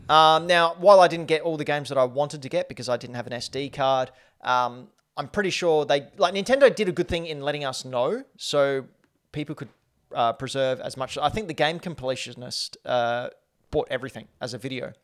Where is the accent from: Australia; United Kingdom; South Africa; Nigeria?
Australia; accent: Australian; my Australian accent